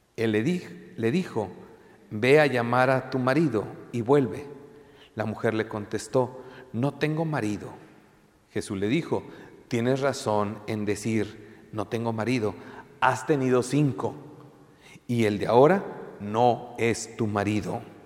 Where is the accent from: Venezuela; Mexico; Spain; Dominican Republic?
Mexico; tú y yo somos mexicanos